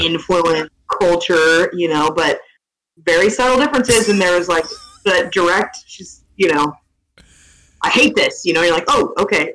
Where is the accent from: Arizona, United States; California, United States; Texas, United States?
Texas, United States; I grew up in Texas